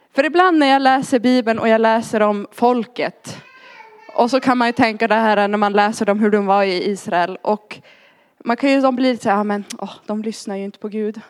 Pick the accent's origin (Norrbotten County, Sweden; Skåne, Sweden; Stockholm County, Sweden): Norrbotten County, Sweden; Arjeplog; moved away; also born or lived in Linköping / London; jag kom ursprungligen från Arjeplog uppe i Lappland. Därav dialekten.